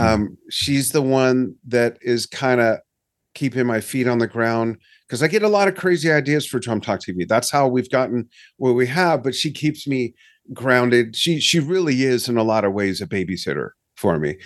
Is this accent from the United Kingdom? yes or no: no; Los Angeles, California, United States; moved away; I'm from Los Angeles. I grew up a SoCal boy